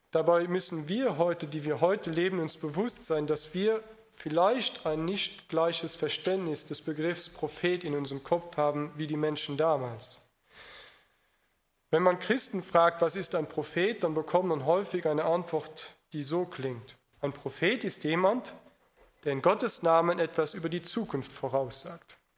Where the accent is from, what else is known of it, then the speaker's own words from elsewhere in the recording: Luxembourg; im Gegensatz zu vielen Deutschen oder in meinem Heimatland Luxemburg, dass er das schon mal begriffen hat